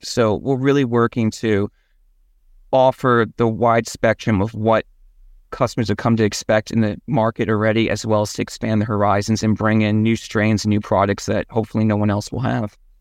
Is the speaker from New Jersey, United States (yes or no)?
yes; Washington, New Jersey, United States; moved away as an adult; also born or lived in Colorado; what was essentially my hometown